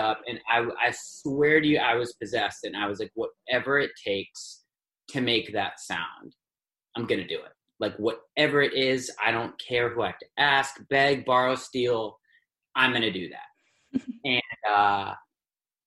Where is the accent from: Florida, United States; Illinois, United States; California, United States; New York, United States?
New York, United States; New York City; I was born in New York City